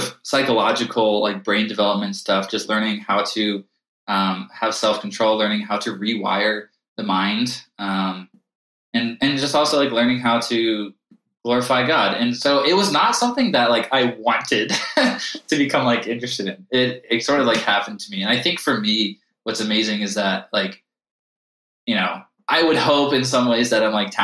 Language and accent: English; Charlotte, North Carolina, United States; moved away as an adult; also born or lived in Chicago; now in Colorado Springs, United States; I grew up in Charlotte, North Carolina.